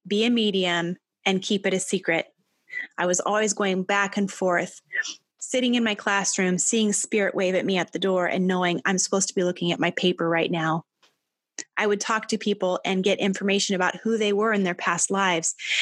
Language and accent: English; Albia, Iowa, United States; I grew up in Albia, Iowa